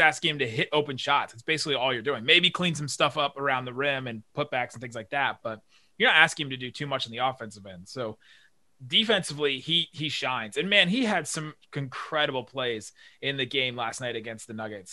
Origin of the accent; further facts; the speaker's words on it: Cincinnati, Ohio, United States; moved away as an adult; also born or lived in Los Angeles / Dallas; I was born in LA. I grew up in Cincinnati